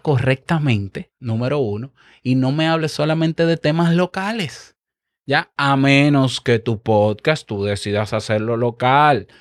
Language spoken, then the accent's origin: Spanish; Dominican Republic; yo como dominicano